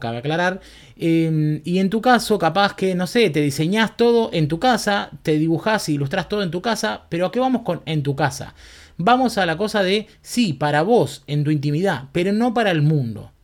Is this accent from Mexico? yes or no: no; Berazategui, Buenos Aires Province, Argentina; also born or lived in Quilmes; viví en Verazategui toda mi vida